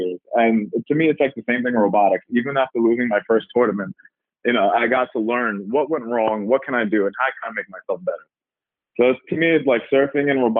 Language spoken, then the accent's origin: English; New York City, New York, United States; I'm from Staten Island, New York